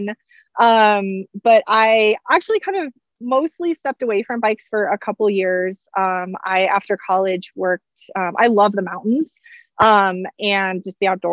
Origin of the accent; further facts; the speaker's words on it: Hampton Roads area, southeast Virginia, United States; I'm from Virginia originally, but I grew up in southeast part of Virginia, which is like Hampton Roads area